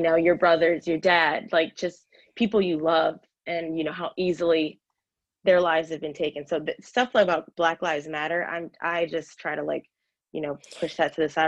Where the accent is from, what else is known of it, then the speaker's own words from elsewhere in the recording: Frederick, Maryland, United States; moved away as an adult; also born or lived in Washington, District of Columbia, United States; I hurried and moved back home to my hometown of Frederick, Maryland